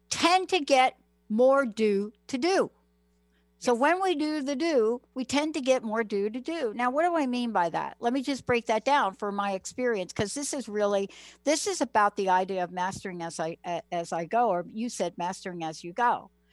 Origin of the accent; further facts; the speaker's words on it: United States; I grew up in New York, New Jersey